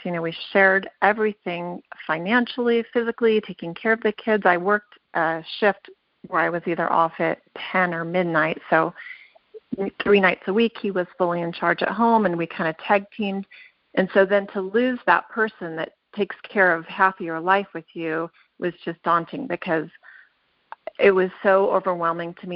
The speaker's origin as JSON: {"language": "English", "region": "Southern California", "country": "United States", "tie": "born or raised there", "moved": "as an adult", "lives_now": "Utah, United States", "said": "I'm a transplant from Southern California where I spent all of my life growing up"}